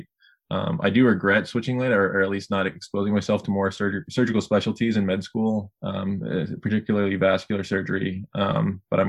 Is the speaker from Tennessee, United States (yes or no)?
no; Sacramento, California, United States; moved away as an adult; now in Chicago, United States; back in Sacramento, my hometown